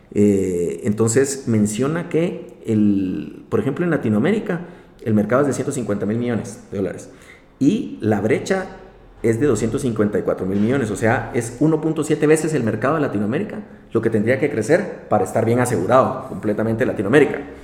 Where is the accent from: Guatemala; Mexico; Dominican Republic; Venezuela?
Guatemala; nosotros como guatemaltecos